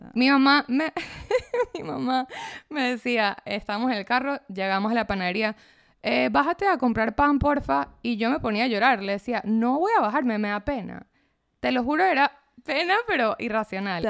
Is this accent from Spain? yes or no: no; Caracas, Capital District, Venezuela; also born or lived in United States / Sint Maarten; nací en Caracas, sí, nací en Caracas, pero viví en Estados Unidos un año, viví en San Martín un año